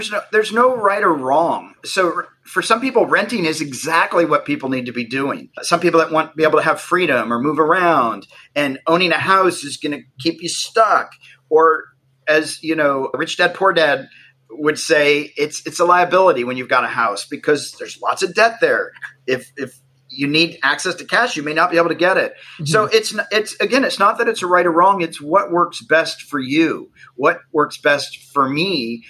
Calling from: Los Angeles, California, United States; I am calling in from West Los Angeles.

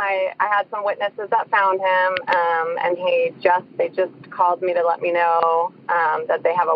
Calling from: San Francisco area, California, United States; I'm also calling from San Francisco area.

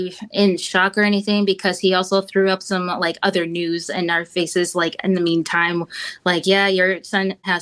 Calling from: Augusta, Georgia, United States; Augusta, Georgia.

